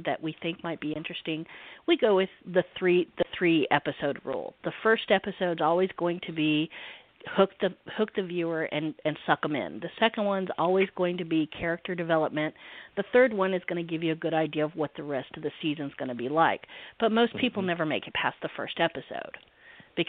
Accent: the South, United States; I'm in the South, so I am a Southerner

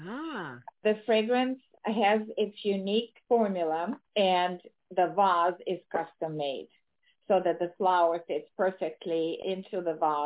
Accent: Ukraine; now in United States; being born and raised in Ukraine and immigrating to the United States early on in my life

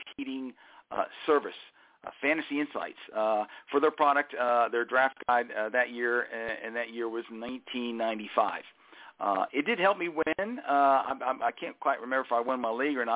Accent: Huntsville, Alabama, United States; also born or lived in Port Jefferson, New York; I was born in Port Jefferson, Long Island, New York. Lived there for the first 6 or 7 years of my life. And then my dad took a job and moved to the family down south and lived in Huntsville, Alabama, space and rocket city, capital of the world, for more than 30 years

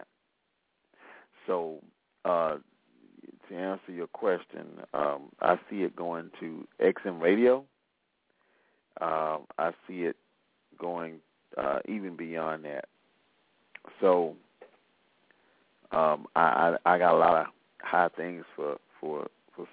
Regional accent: Selma, Alabama, United States; I've made it well known that I am from Selma, Alabama

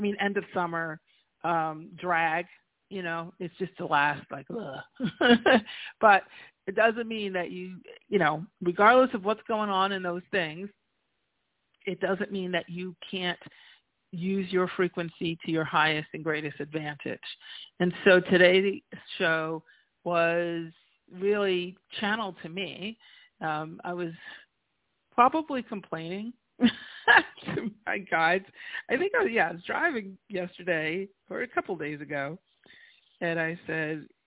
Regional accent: New York, United States; moved away as an adult; also born or lived in New Jersey; now in La Jolla, United States; I'm a New Yorker by trade, right? I was born in New York. I was born and raised, and then spent 22 years in Jersey before I came to La Jolla, to California

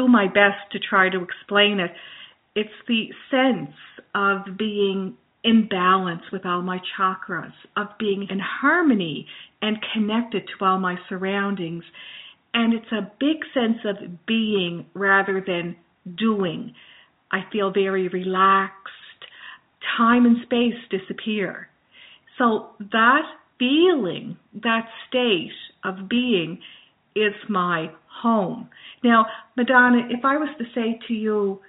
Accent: Glace Bay, Nova Scotia, Canada; I am from Nova Scotia, from Cape Breton Island, from Glace Bay, Cape Breton Island, Nova Scotia.

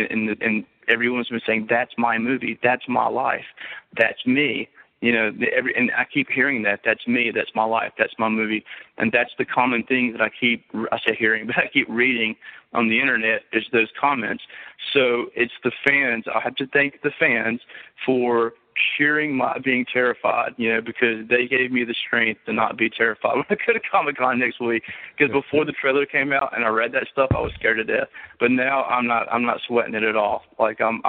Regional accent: Monroe, United States; people that I grew up with in Monroe who have known me since I was a kid

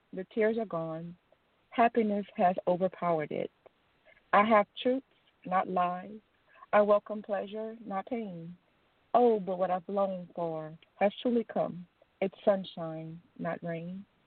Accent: Louisiana, United States; I'm from Louisiana

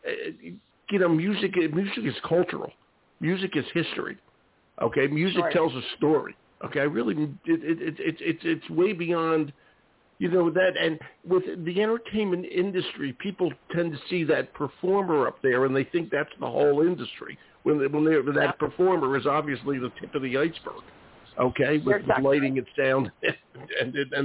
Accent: Philadelphia, Pennsylvania, United States; now in Maine, United States; I'm from Philadelphia and quite urban

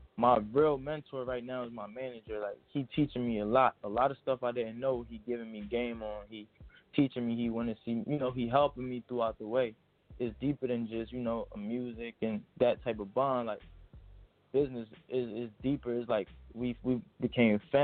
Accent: Trenton, New Jersey, United States; also born or lived in Bronx, New York; I was born in Bronx, but I'm glad I was raised in Trenton, New Jersey

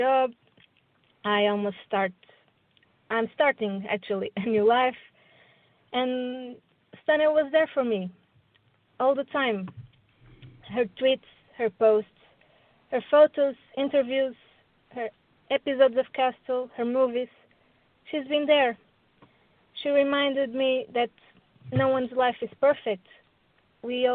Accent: Portugal; I'm from Portugal.

